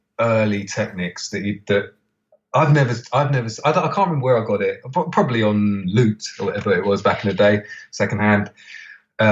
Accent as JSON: {"language": "English", "region": "London", "country": "United Kingdom", "tie": "born or raised there", "said": "I grew up in Camden, so just surrounded by record shops"}